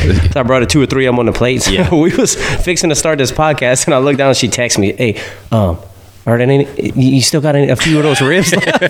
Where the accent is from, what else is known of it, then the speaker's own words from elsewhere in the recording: South Louisiana, United States; I grew up in South Louisiana